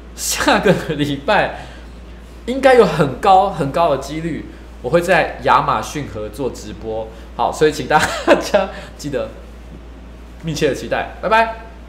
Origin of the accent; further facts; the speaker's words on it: Taiwan; 我们台湾人的一个竞争的优势